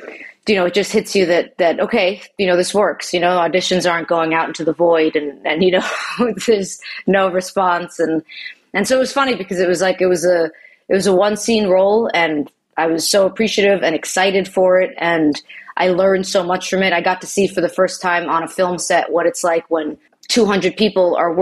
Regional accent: Long Island, New York, United States; I'm from New York. I'm from Long Island originally.

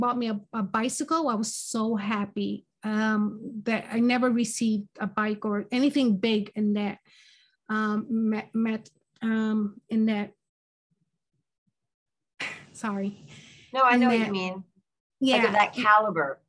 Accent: Philadelphia, Pennsylvania, United States; also born or lived in Brooklyn, New York; I was born in Brooklyn, New York. And my family decided to move to Philadelphia. I think I was around four or five years old. I can't remember exactly. So I was raised in Philadelphia

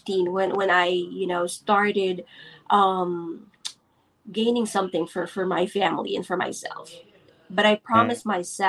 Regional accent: Philippines; I am born and raised here in the Philippines

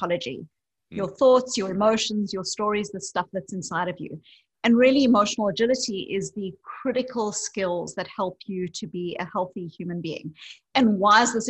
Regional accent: South Africa; moved away; I grew up as a white South African in apartheid South Africa

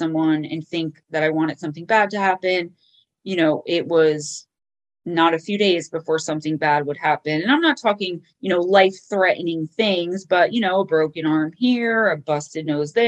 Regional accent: Paterson, New Jersey, United States; I grew up in Paterson, New Jersey

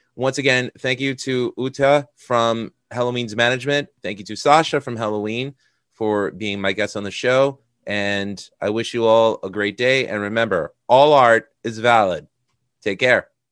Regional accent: United States; as an American

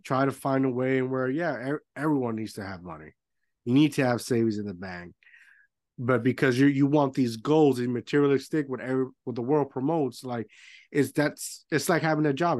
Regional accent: Puerto Rico; moved away; I grew up in Puerto Rico

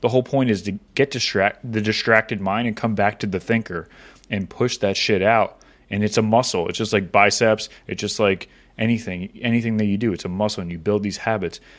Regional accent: Florida, United States; I grew up in Florida

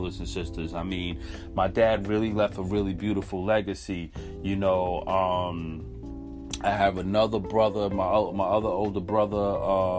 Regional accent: New York City, New York, United States; we're from Crown Heights, and we settled in 1981 in Crown Heights, Brooklyn, and lived there since. My mom still lives over there, and that's where we grew up. So I'm a Crown Heights kid.

